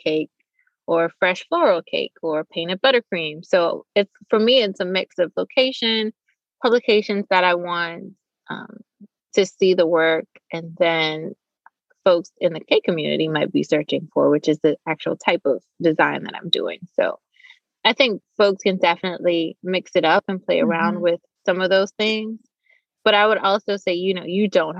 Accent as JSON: {"language": "English", "country": "Bahamas", "also_born_or_lived": "Nassau", "moved": "yes", "lives_now": "Raleigh, United States", "said": "I'm from the Bahamas originally"}